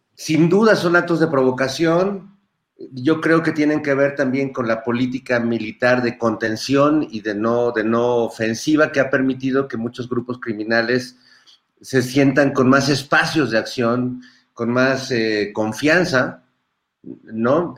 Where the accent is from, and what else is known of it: Mexico